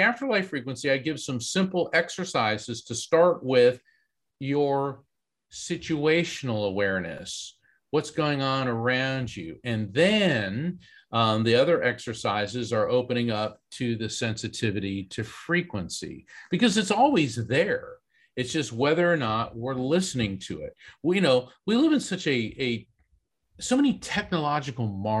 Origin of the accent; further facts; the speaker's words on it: East Coast, Central Florida, United States; growing up in East Coast, Central Florida